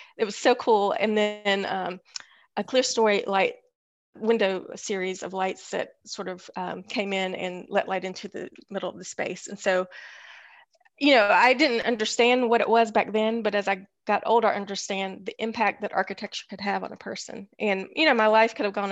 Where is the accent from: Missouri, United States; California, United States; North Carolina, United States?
North Carolina, United States; Greensboro; From Greensboro, North Carolina Road. So I didn't go far.